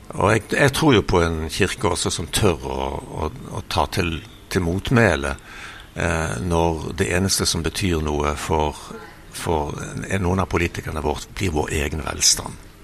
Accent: Bergen, Vestland, Norway; moved away as an adult; also born or lived in Brazil; jeg vokste opp eh, på Melkeplassen, arbeider, et arbeiderstrøk i Bergen.

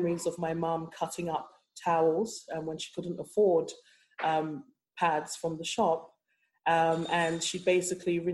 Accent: London, United Kingdom; moved away as an adult; also born or lived in Nigeria; now in Cork, Ireland; I grew up in London and I moved to Cork

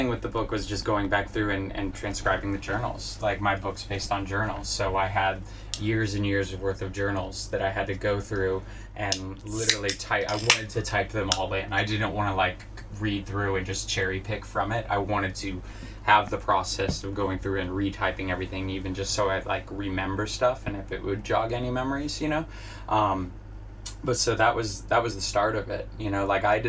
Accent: Fort Benning, Georgia, United States; born there; also born or lived in Tobyhanna / Cincinnati / Italy; Sure. I was born in Fort Benning, Georgia, but I maybe lived there for 2 or 3 months. Lived in Tobyhanna, Pennsylvania, Cincinnati, Ohio, Fort Hood, Texas. And then we moved, when I was like 7 years old, we moved to Italy.

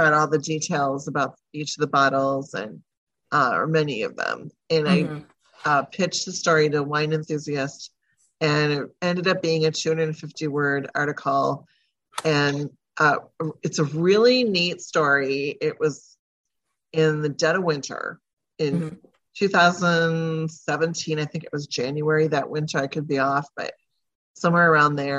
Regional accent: Wausau, Wisconsin, United States; also born or lived in Merrill, Wisconsin; we moved about 30 minutes away to Wausau

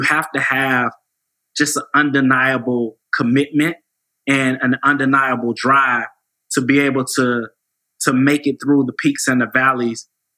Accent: Atlanta, Georgia, United States; Atlanta, I was born in Atlanta, raised in Atlanta. You know, people talk about old Atlanta. I'm a old Atlanta, you know, Southwest Atlanta guy.

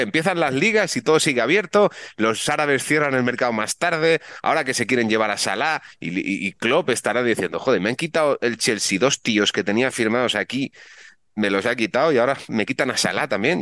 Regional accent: Vigo, Galicia, Spain; yo nací en Vigo, aunque soy de la gimnastía segoviana, yo nací en Vigo

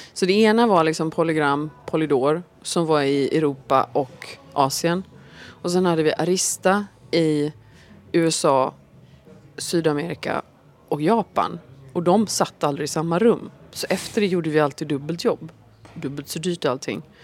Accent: Gothenburg, Västra Götaland, Sweden; hemma i Göteborg

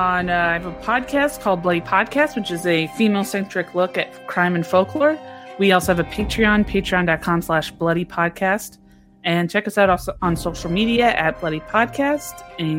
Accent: California, United States; accent: Midwestern; I've lived in California my whole life, but I've always been told that I have like a Midwestern kind of accent. I've grown up in California my whole life, but yeah, for some reason I developed a weird

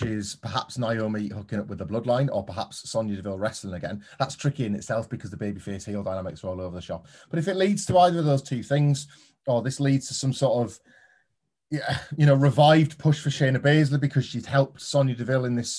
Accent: United Kingdom; us Brits

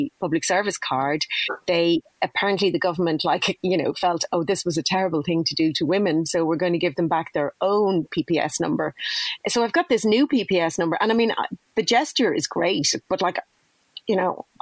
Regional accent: Dublin, Leinster, Ireland; I grew up in Dublin

